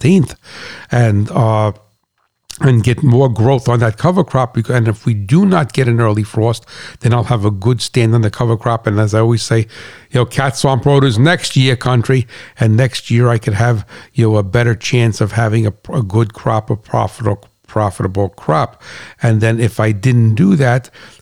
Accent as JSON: {"language": "English", "region": "New Jersey", "country": "United States", "said": "I'm from New Jersey, you know I'm a straight shooter"}